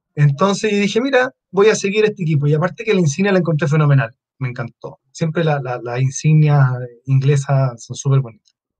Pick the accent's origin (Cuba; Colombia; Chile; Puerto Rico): Chile